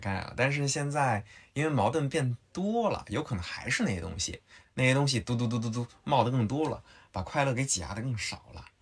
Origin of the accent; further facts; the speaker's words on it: Henan, China; 我是河南人